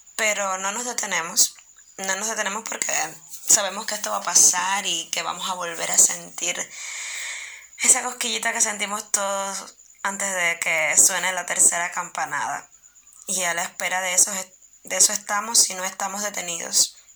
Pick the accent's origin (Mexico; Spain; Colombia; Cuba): Cuba; also born or lived in Santiago de Cuba; soy actriz cubana, vivo en Santiago de Cuba, una de las ciudades más hermosas de este mi país, que es Cuba